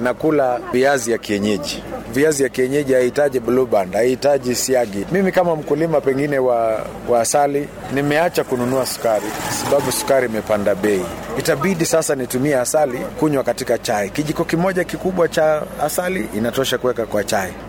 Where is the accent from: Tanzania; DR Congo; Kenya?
Kenya; sisi ni Wakenya